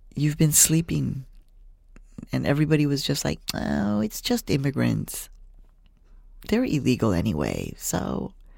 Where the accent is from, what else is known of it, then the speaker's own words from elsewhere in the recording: Phoenix, Arizona, United States; moved away; also born or lived in Mexico; from ages five to eighteen, I grew up in Phoenix, Arizona